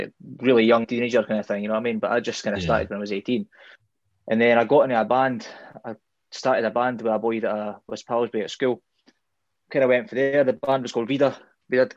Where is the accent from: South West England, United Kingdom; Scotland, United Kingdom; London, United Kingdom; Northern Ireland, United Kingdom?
Scotland, United Kingdom; Alloa; I'm from Alloa, and my dad was in a band when I was younger